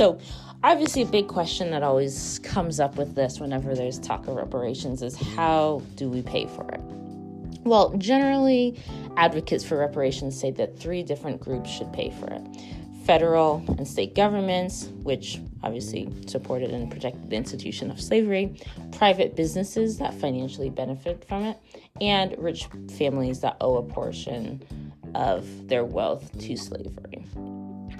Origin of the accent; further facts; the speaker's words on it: Maine, United States; the Native American tuition for me growing up in Maine